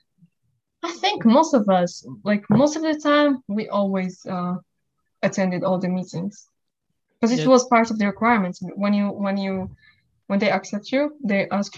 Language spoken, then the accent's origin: English; Morocco; moved away as an adult; now in United States; I'm originally from Morocco. I came at the age of 18